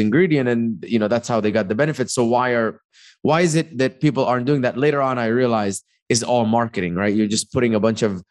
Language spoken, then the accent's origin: English; Dubai, United Arab Emirates; also born or lived in Egypt; now in United States; came to America in 2011. I grew up in Dubai. I was born in Egypt.